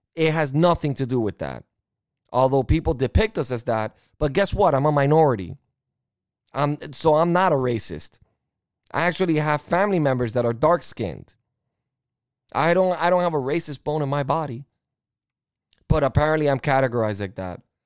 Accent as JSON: {"language": "English", "country": "United States", "said": "as an American"}